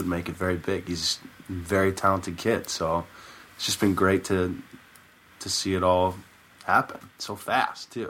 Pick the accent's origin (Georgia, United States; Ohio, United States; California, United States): California, United States; San Francisco; I'm from San Francisco, so it was right in my backyard